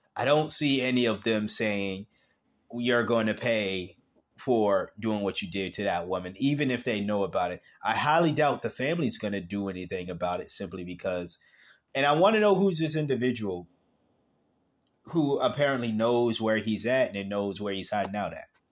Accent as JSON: {"language": "English", "country": "United States", "tie": "born or raised there", "said": "I was born in America"}